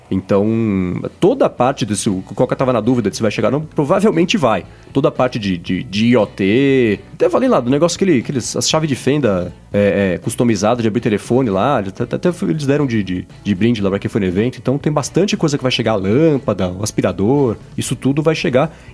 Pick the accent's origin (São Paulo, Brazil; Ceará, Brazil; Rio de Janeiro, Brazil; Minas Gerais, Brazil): São Paulo, Brazil; eu sou paulista